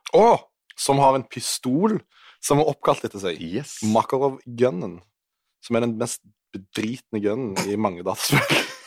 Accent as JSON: {"language": "Norwegian", "area": "Western Norway", "region": "Rogaland", "country": "Norway", "also_born_or_lived": "Oslo", "said": "Jeg er en vestlending"}